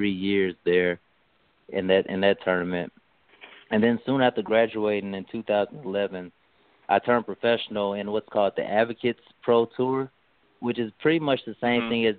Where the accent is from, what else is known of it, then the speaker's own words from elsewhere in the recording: East St. Louis, Illinois, United States; I'm from the St. Louis area, more so raised in East St. Louis, Illinois, right across the river from downtown St. Louis